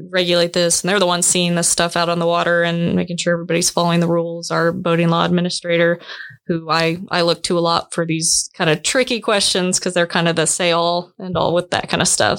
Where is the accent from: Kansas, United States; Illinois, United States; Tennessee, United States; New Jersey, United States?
Kansas, United States; Wilson Lake; I grew up on on Wilson Lake, which personally to me is the best lake in Kansas